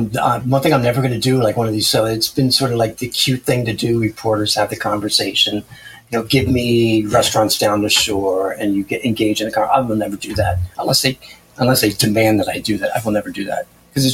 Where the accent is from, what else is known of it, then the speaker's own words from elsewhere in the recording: New Jersey, United States; And I'm from New Jersey. I trust no one.